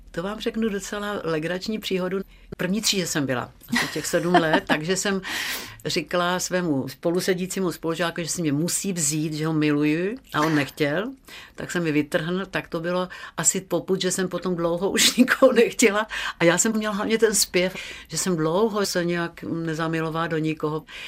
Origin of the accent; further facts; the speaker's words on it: Czechia; jsem holka ze Šumavy